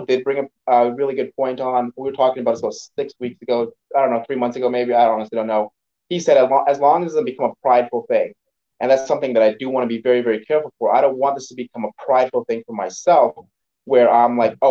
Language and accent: English; Belize; moved away; I grew up in Belize